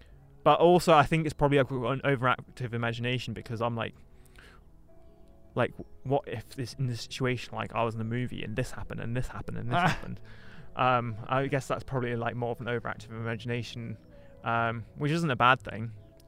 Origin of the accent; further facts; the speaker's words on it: South Africa; As a South African, I can say that London is vastly a bit like more safe.